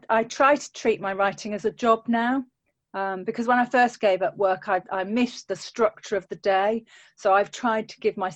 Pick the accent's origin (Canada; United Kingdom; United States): United Kingdom; Yorkshire and the Humber; Oh, so I'm from a place called Yorkshire, um, which is in the north of England.